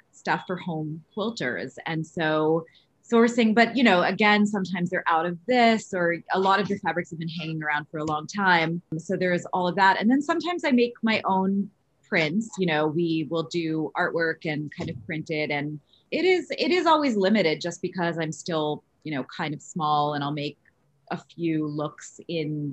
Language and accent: English; New York City, New York, United States; I grew up middle class in Queens